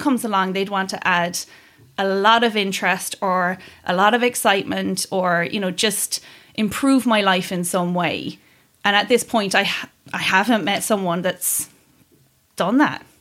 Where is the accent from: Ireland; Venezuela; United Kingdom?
Ireland; Kerry, Munster; I grew up in Kerry